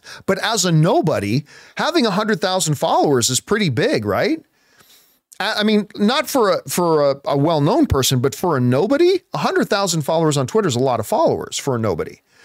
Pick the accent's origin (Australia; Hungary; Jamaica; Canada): Canada; Hamilton, Ontario; I grew up in Hamilton, Ontario, which is right beside Buffalo